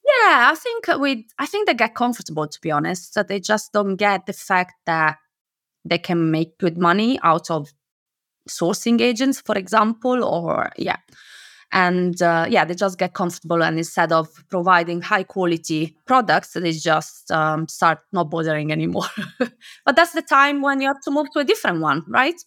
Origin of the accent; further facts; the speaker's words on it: Italy; moved away as an adult; now in United Kingdom; I am originally from Italy, but I moved to the U K ten years ago